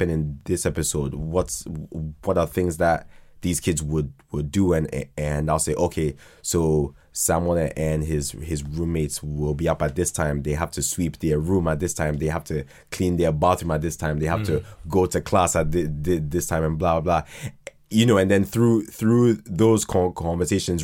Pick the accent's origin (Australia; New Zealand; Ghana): Ghana; also born or lived in Croydon, London, United Kingdom; now in United Kingdom; at the age of two, went to Ghana and then was like raised there